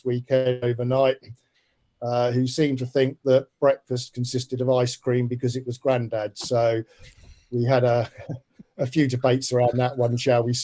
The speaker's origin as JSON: {"language": "English", "town": "Portsmouth", "region": "South East England", "country": "United Kingdom", "tie": "born or raised there", "said": "I'm a Pompey boy. I grew up in Farlington."}